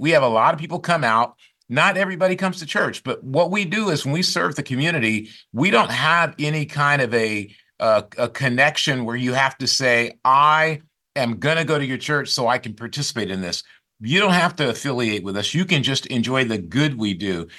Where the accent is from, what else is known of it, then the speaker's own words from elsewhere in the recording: Grand Rapids, Michigan, United States; now in Silicon Valley, United States; I grew up in Grand Rapids, Michigan